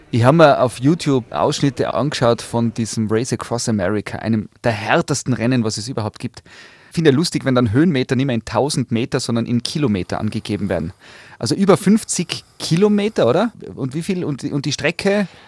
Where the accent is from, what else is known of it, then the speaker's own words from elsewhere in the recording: Graz, Styria, Austria; Ich komme aus Graz, da gibt es den Schlossberg.